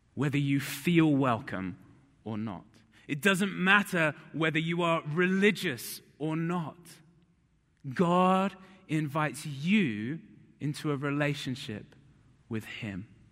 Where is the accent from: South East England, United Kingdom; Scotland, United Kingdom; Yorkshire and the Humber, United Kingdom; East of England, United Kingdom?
South East England, United Kingdom; High Wycombe; moved away; I grew up in England